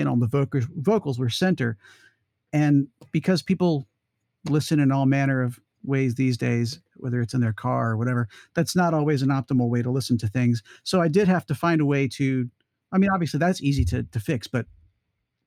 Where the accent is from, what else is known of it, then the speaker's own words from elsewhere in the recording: Atlanta, Georgia, United States; I grew up in Atlanta